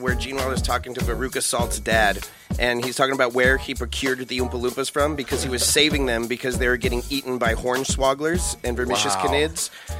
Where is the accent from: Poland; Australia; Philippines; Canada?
Poland